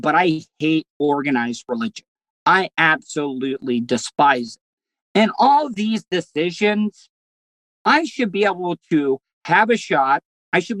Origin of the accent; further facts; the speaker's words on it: De Leon Springs, Florida, United States; my hometown of De Leon Springs, Florida